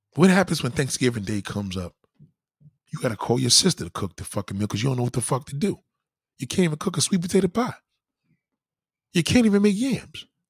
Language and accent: English; New York, United States; I'm a New Yorker. We have culture here